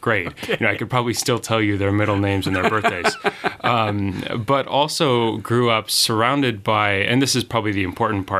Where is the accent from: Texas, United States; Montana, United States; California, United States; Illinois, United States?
Montana, United States; Hobson; now in South Bend, United States; I grew up in the very middle of the state of Montana, 6 miles outside of a little town called Hobson